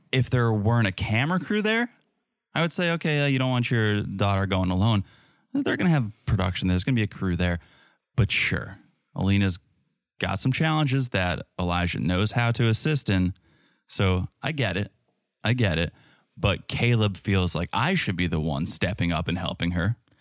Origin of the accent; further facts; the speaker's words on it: United States; I'm from America.